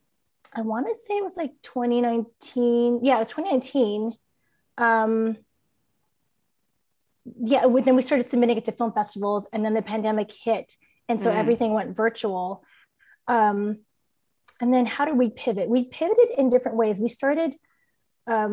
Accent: San Diego, California, United States; also born or lived in San Francisco Bay Area, California; now in San Diego, United States; I grew up in San Diego

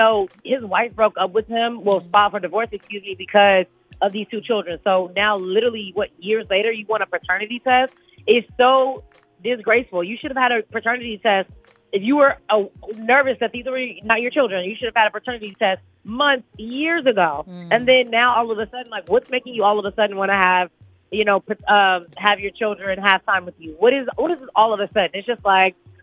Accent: Chicago, Illinois, United States; I'm from Chicago

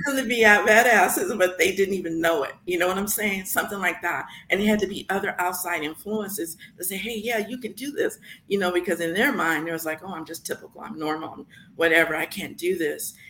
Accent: San Francisco, California, United States; now in Las Vegas, United States; growing up in San Francisco

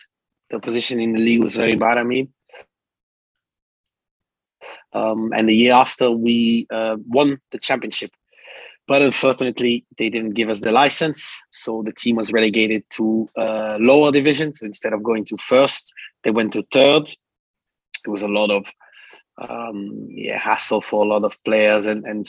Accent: Belgium; also born or lived in France; So I was born in France in 89. And then we moved to Belgium. So I'm Belgian, I need to say this.

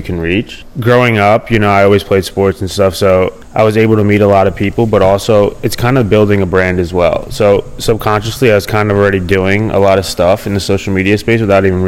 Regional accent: United States; now in California, United States; I'm originally from New York, New Jersey

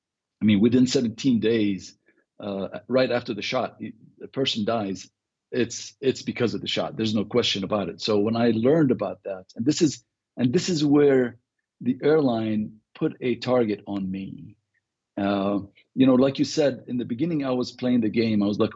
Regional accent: Beirut, Beirut Governorate, Lebanon; now in United States; Well, I was born in the Lebanon. {S0} Right. {S9} So I grew up in Beirut. And left in 1984.

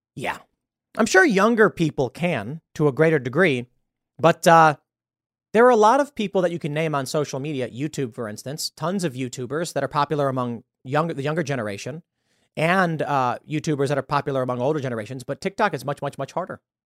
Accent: Chicago, Illinois, United States; also born or lived in New York; now in West Virginia, United States; I'm from Chicago

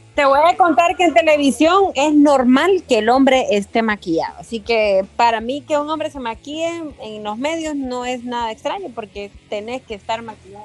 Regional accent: Honduras; me han discriminado en algún momento en mi país

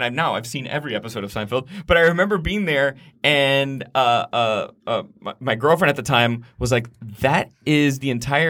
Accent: Miami, Florida, United States; back home, I'm originally from Miami, Florida.

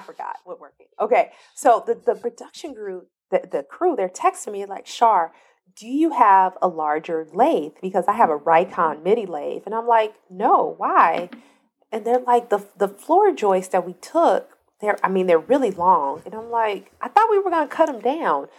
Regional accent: Compton, California, United States; I'm from Compton

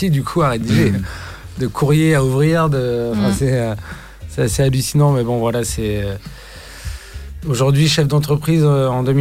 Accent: Brittany, France; chez nous, en Bretagne

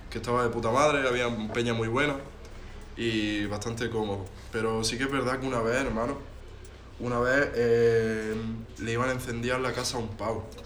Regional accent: Granada, Andalusia, Spain; Pero soy más granadino que.

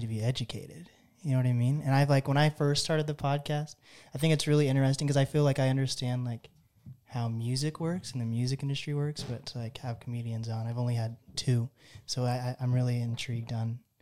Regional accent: Seattle area, Washington, United States; I'm from the Seattle area too

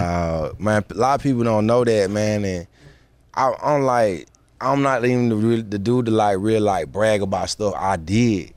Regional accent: Atlanta, Georgia, United States; I'm from Atlanta, Georgia

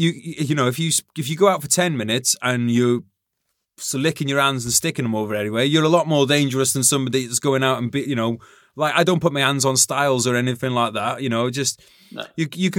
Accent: Wales, United Kingdom; I'm saying this as a Welshman

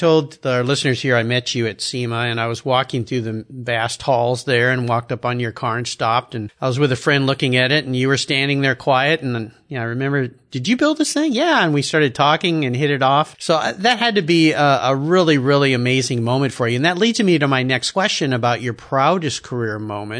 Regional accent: California, United States; That's how I grew up in Southern California and I surfed.

